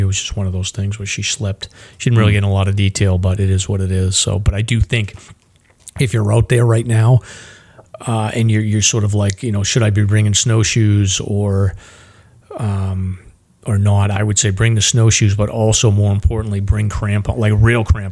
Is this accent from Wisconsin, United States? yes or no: no; Massachusetts, United States; I'm from Massachusetts